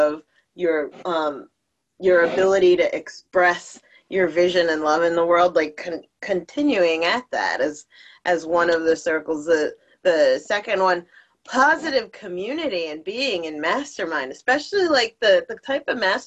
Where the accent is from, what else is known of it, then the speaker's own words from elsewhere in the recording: New Jersey, United States; I'm from Jersey